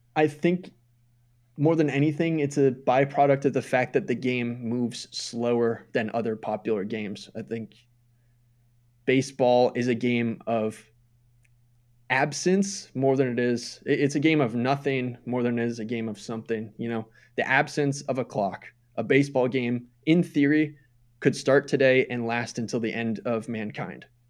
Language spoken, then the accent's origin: English; Minnesota, United States; moved away as an adult; I moved away from Minnesota in two thousand eight